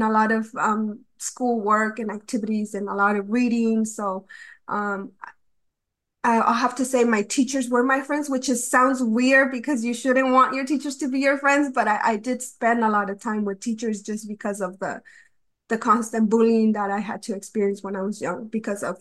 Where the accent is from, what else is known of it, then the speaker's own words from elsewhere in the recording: Mexico City, Mexico; first of all, I was growing up in Mexico City, so coming to from a city to a very